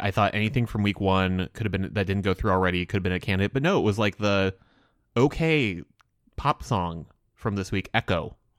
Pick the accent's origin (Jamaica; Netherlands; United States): United States; watching as an American.